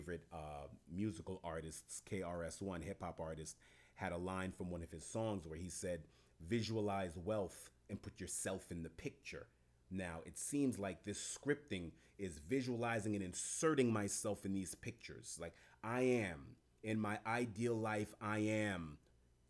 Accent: New York City, New York, United States; also born or lived in Italy; I'm from Jamaica, Queens, New York

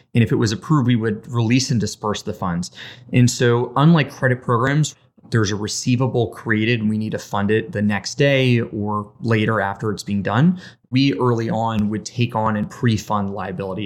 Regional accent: Las Vegas, Nevada, United States; moved away as an adult; also born or lived in Boston; I was born and raised in Las Vegas, Nevada. lived there for eighteen years

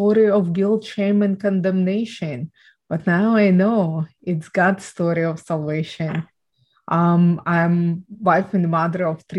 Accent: Ukraine; I was born and raised in Ukraine

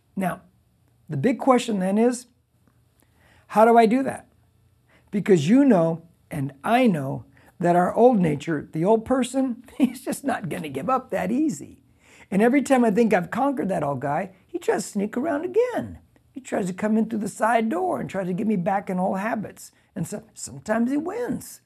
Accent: United States; I'm an American. Because I'm an American citizen

